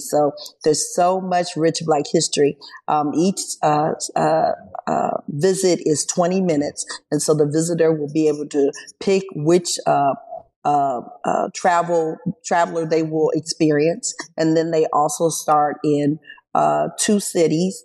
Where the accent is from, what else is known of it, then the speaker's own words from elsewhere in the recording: Springfield, Illinois, United States; I'm in Springfield. I was born and raised in Springfield.